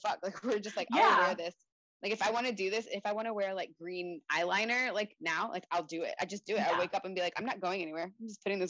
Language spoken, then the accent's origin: English; Atlanta, Georgia, United States; we're from Atlanta